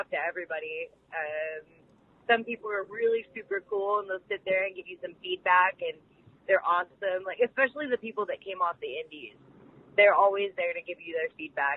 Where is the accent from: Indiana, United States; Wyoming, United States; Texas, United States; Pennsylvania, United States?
Pennsylvania, United States; Pittsburgh; my hometown of Pittsburgh